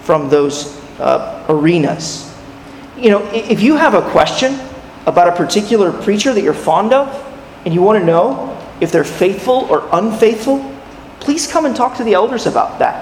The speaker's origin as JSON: {"language": "English", "region": "California", "country": "United States", "tie": "born or raised there", "said": "When I was a 10-year-old boy, growing up in California"}